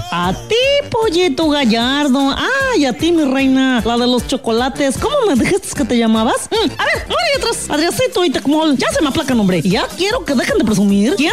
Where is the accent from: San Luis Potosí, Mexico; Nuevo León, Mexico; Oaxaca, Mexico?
San Luis Potosí, Mexico; Y todos los que somos potosinos, podamos resolver los problemas de inseguridad